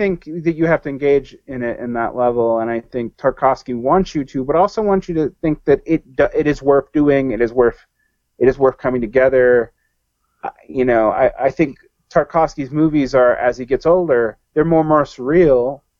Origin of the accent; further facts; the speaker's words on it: Southern United States, United States; I mean, like maybe because I'm a Southerner, this is like emblazoned in my head